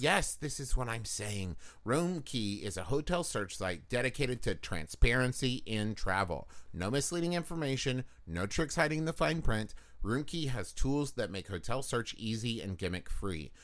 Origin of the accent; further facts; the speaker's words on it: Huntington, West Virginia, United States; moved away; also born or lived in Los Angeles; Growing up in West Virginia